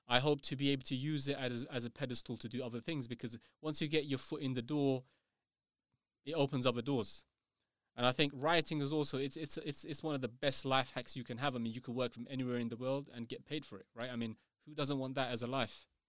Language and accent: English; United Kingdom; I'm not English, you know, I'm British